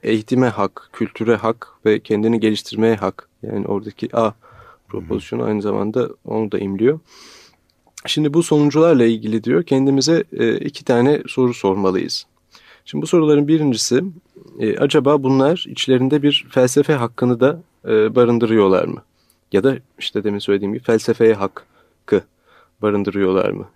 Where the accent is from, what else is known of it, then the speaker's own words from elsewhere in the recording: Turkey; bir Türk olarak